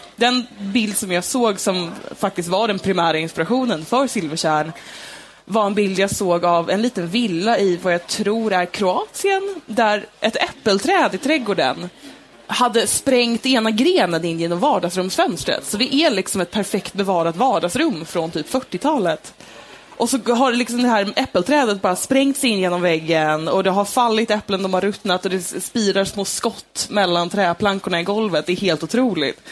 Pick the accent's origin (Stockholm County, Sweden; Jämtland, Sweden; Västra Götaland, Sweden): Stockholm County, Sweden; Stockholm; jag växte upp i Stockholm